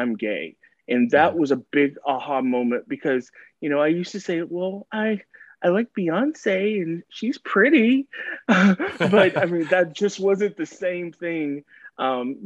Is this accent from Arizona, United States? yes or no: no; Dallas, Texas, United States; So I am from Dallas, Texas. I've been born and raised